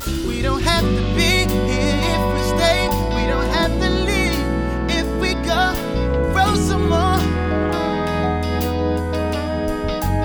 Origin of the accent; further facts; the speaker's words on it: New Orleans, Louisiana, United States; I'm from New Orleans